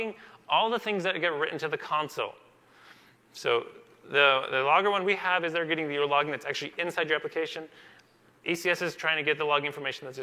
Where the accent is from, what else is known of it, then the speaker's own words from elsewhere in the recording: Seattle, Washington, United States; We're from Seattle.